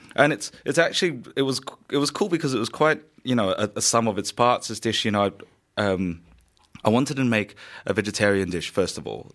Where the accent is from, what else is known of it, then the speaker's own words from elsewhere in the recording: Sydney, New South Wales, Australia; moved away as an adult; now in Melbourne, Australia; So originally, I'm from Sydney. I moved to Melbourne in two thousand thirteen